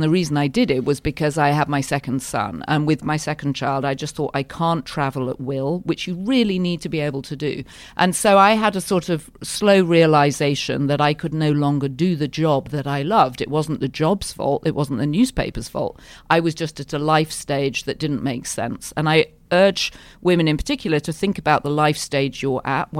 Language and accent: English; Yorkshire and the Humber, United Kingdom; moved away; I grew up in Yorkshire, which is like the Texas of Britain. It's a proud, free state and not always liked by the other counties in Britain.